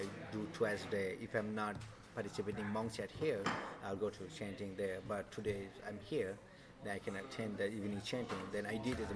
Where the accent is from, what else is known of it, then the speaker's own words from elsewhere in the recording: Nepal; now in Thailand; I'm from Nepal